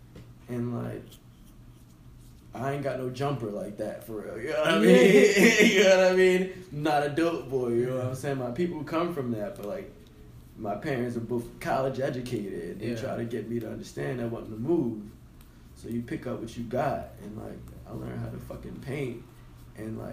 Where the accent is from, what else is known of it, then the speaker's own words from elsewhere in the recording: Baltimore, Maryland, United States; I'm straight from East Baltimore, Kenwood and Ashland.